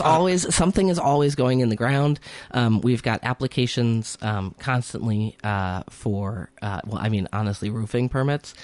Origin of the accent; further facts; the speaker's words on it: Hartford, Connecticut, United States; moved away as an adult; now in Northfield, United States; originally, I am from, uh, Hartford, Connecticut, the capital city of a tiny state